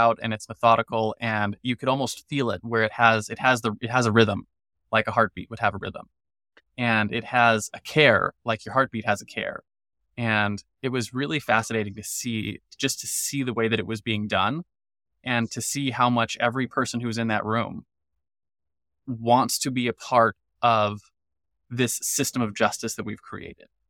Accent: United States; As an American

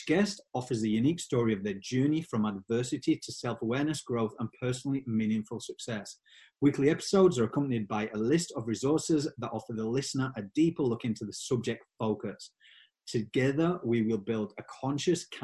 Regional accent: Yorkshire and the Humber, United Kingdom; accent: Yorkshire; my Yorkshire accent

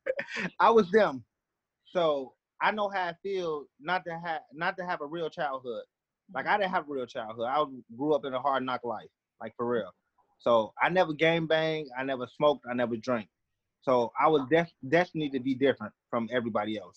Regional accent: Chicago, Illinois, United States; I'm from Chicago, um, southeast side of Chicago

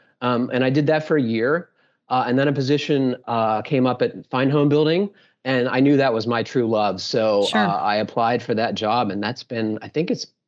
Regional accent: Pittsburgh, Pennsylvania, United States; So I grew up in the Pittsburgh area in the mid 80s.

